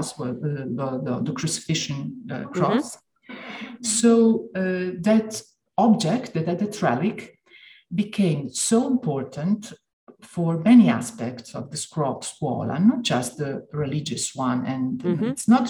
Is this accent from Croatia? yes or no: yes; Dalmatia, Croatia; Since I come from Dalmatia, every now, mm-hmm. and now and then I say, okay, maybe I got the wrong scuola, but I could belong to both of them.